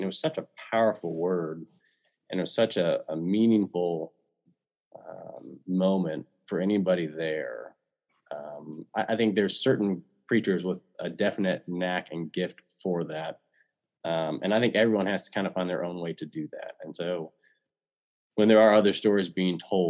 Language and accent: English; Kansas City, United States; my childhood and growing up in Kansas City